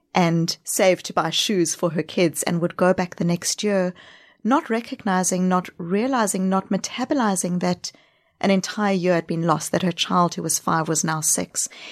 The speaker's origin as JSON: {"language": "English", "country": "South Africa", "tie": "born or raised there", "also_born_or_lived": "New Zealand / Australia", "accent": "backpacking accent", "moved": "yes", "lives_now": "Boston, United States", "said": "Home is Boston, but I grew up in South Africa"}